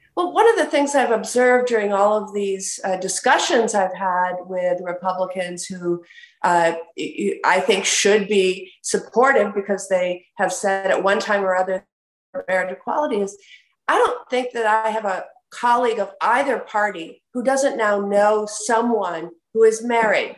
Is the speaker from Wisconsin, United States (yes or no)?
yes; Wisconsin, United States; my home state of Wisconsin